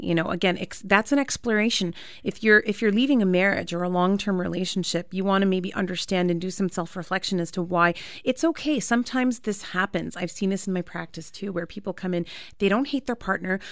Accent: Canada; I was born and raised in Canada

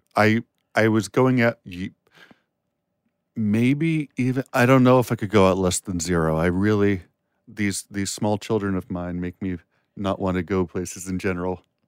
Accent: area near George Mason University, Virginia, United States; George Mason University, and that's the local, the closest university to my hometown

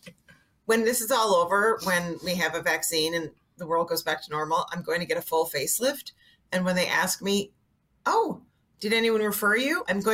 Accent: Montreal, Quebec, Canada

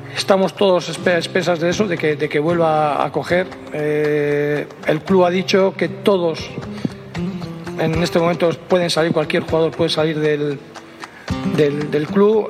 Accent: Mexico; los mexicanos somos

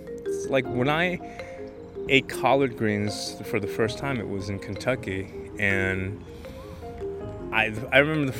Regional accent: South Korea; have the same thing in Korea. They just call it something else. This is where you eat collards, but in my home country, this is where you would grow cabbage and use that for kimchi.

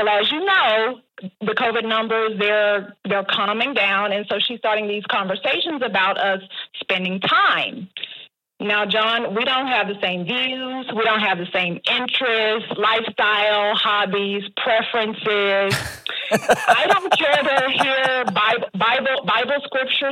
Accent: Texas, United States; also born or lived in Dallas, Texas; I was born and raised in a small town in Texas

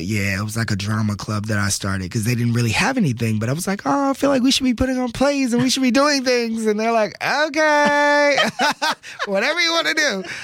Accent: Texas, United States; moved away; also born or lived in New York City; growing up in Texas, which is, you know, football country

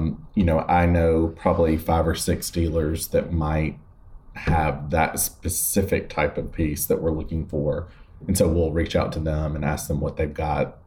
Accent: West Point, Georgia, United States; moved away as an adult; now in New York, United States; we have a building in my hometown

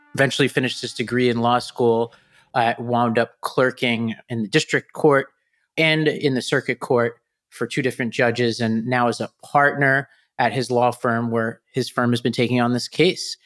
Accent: New York City, New York, United States; I grew up in Staten Island

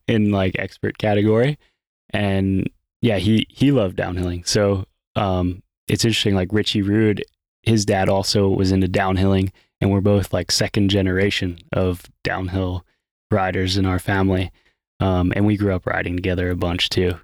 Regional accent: Pennsylvania, United States; moved away as an adult; now in North Carolina, United States; I'm from Pennsylvania

